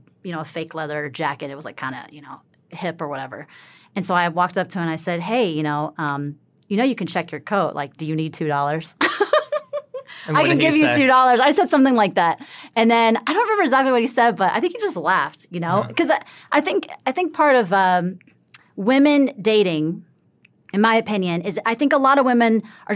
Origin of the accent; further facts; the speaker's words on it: the South, United States; Yeah, I'm from the South.